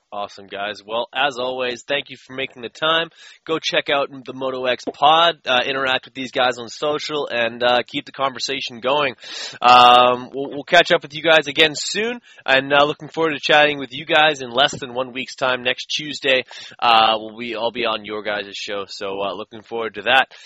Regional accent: Canada; I'm from Canada

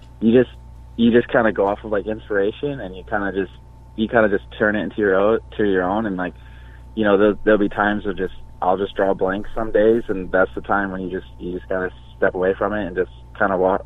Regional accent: Michigan, United States; moved away as an adult; now in California, United States; I'm actually originally I'm from Matamoros, Michigan, and I moved out to California like literally last August

